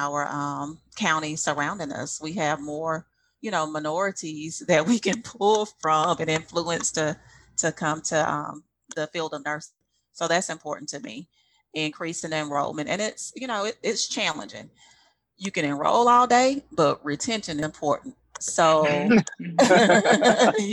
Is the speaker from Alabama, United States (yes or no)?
yes; Prichard, Alabama, United States; I grew up in Pritchard, but I went to LaFleur